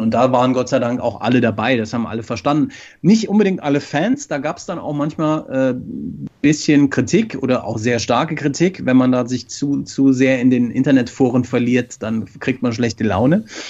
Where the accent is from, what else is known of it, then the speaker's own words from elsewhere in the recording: Frankfurt, Hesse, Germany; In Frankfurt, was mich sehr freut, meiner Heimat